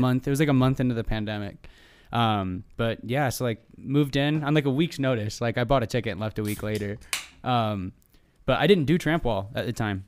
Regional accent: Michigan, United States; moved away as an adult; now in Southern California, United States; since I moved from Michigan, where I'm from originally, out to Southern California

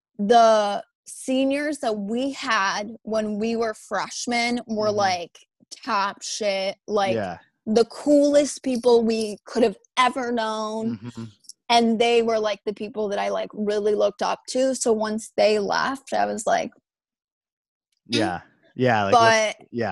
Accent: White Lake, Michigan, United States; I've lived in this house in White Lake, Michigan my entire life

